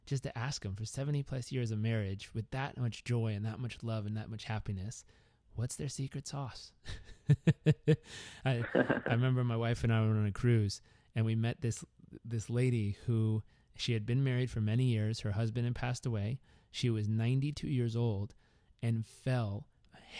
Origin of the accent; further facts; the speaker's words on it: Southern California, United States; also born or lived in Uganda; growing up in Southern California